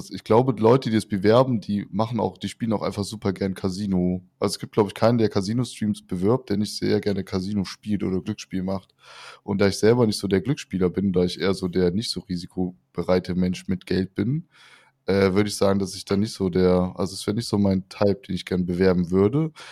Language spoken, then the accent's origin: German; North Rhine-Westphalia, Germany; ich bin 30 Jahre alt, ich komme aus der Nähe von Köln in einem kleinen Ort